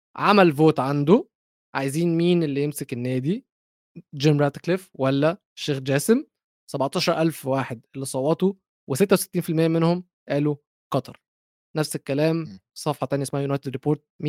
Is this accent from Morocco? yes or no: no; Egypt; انا مصري